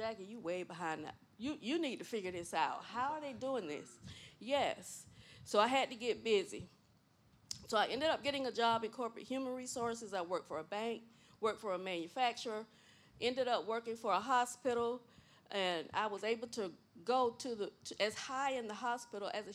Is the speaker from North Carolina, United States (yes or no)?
no; Gifford, Florida, United States; moved away as an adult; also born or lived in Miami, Florida; I was born and raised in Gifford, Florida.